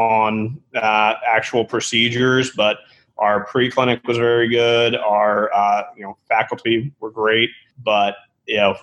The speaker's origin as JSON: {"language": "English", "town": "Manassas", "region": "Virginia", "country": "United States", "said": "I'm from Virginia originally, a little town called Manassas outside of Washington, D.C."}